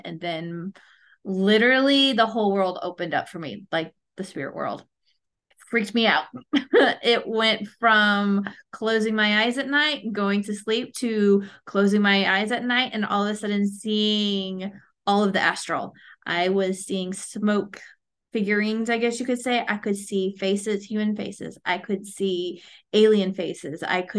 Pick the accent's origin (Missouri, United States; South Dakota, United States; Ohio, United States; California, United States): Missouri, United States; St. Louis; now in Huntsville, United States; I'm originally from St. Louis, and so my family moved down here and everybody else moved away, and I'm here left.